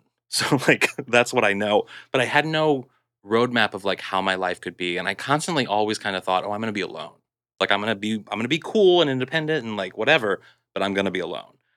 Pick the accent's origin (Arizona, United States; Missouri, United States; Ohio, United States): Missouri, United States; Kirkwood; moved away; I'm from Missouri, and I'm from this sort of, like, Kirkwood, which is like a suburb of Saint Louis